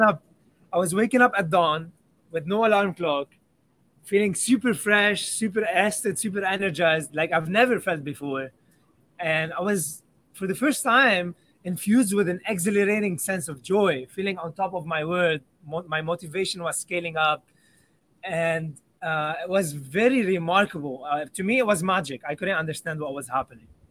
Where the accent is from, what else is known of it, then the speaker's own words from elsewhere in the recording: Lebanon; I grew up in Lebanon